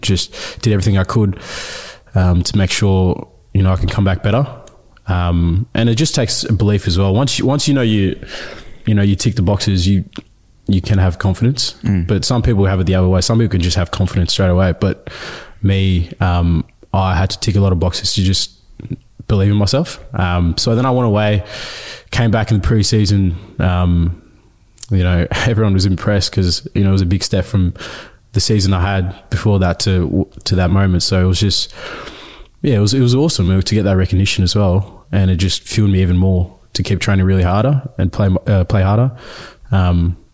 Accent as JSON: {"language": "English", "town": "Melbourne", "region": "Victoria", "country": "Australia", "tie": "born or raised there", "also_born_or_lived": "Ethiopia / Dandenong", "first_language": "Nuer", "second_language": "English"}